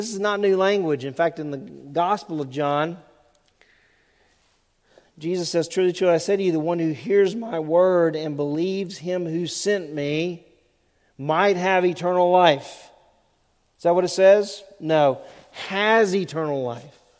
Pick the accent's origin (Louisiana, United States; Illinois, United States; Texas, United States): Louisiana, United States; Southwest; When I was growing up in Southwest Louisiana, in the 1970s